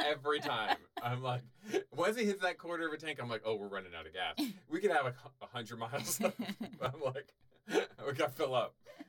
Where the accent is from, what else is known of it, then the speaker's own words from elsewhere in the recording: Canada; I'm Canadian. I'm glad to say it.